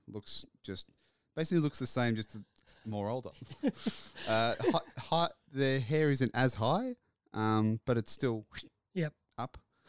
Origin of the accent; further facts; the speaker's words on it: New Zealand; moved away; When I was growing up in New Zealand